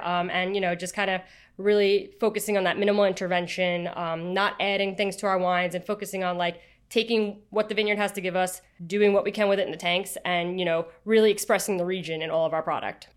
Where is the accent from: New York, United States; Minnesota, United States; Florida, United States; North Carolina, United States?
New York, United States; Long Island; somebody who is born and raised on Long Island